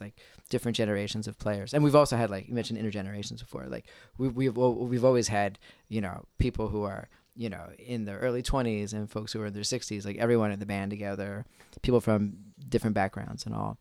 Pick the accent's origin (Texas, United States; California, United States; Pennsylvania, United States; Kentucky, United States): Pennsylvania, United States; Philadelphia; I'm from the Philly area